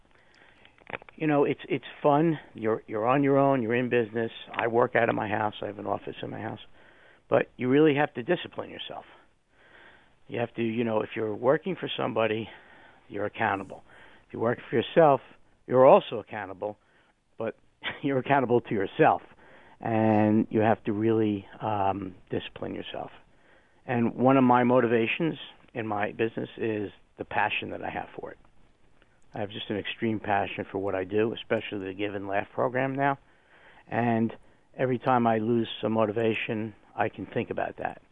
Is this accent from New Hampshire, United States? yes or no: no; New Jersey, United States; moved away; I was from New Jersey, so as my wife would say, the foreign nation of New Jersey.